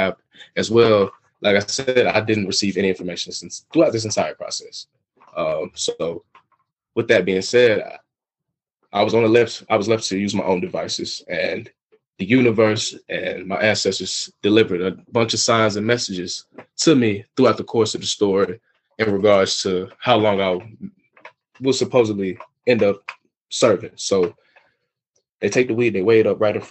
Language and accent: English; Atlanta, Georgia, United States; moved away; I'm from Atlanta